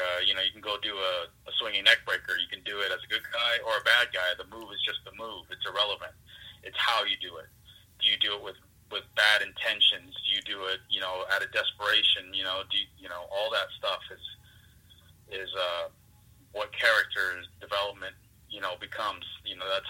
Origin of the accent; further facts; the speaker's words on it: Fontana, California, United States; now in Pennsylvania, United States; I grew up in Fontana, California.